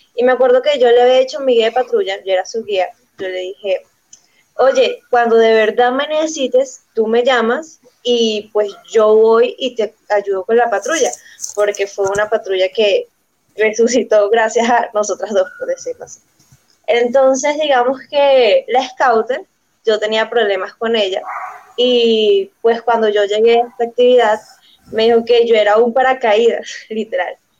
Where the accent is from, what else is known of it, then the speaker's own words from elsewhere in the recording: Venezuela; now in Bogotá, Colombia; Pues soy de Venezuela, pero ahorita resido en Colombia